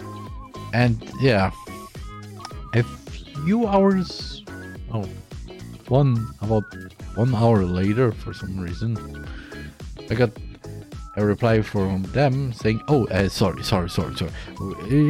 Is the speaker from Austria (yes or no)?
yes; Austria; first language German; English is a second language; I'm from Austria. In Austria, our native language is German